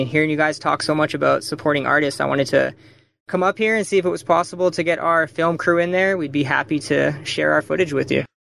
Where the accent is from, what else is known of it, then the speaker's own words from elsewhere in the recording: Vancouver, British Columbia, Canada; we are from Vancouver, just currently got over the border.